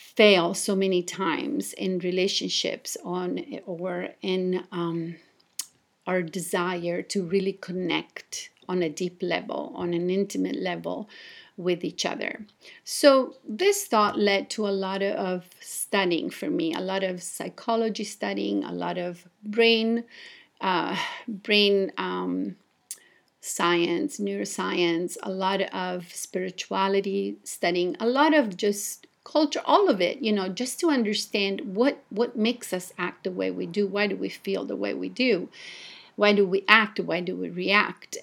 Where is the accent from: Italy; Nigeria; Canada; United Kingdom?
Italy; moved away as an adult; also born or lived in Japan; I was born and raised in Italy